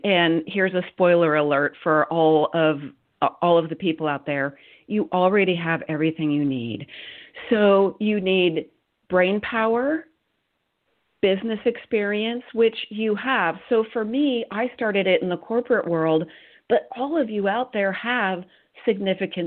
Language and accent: English; Silicon Valley, California, United States; I grew up in Silicon Valley